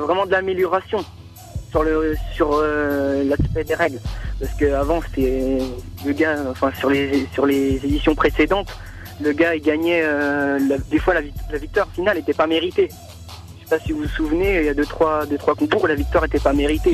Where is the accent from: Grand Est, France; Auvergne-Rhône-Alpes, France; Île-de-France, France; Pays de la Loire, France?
Pays de la Loire, France; La Séguinière; moved away as an adult; now in Nantes, France; j'ai fait 12, euh, années à la Séguinière